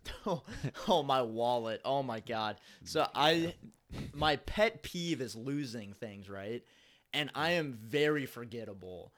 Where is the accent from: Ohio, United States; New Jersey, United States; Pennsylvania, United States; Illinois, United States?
Ohio, United States; Cincinnati; I'm from Cincinnati. I'm from the east side of Cincinnati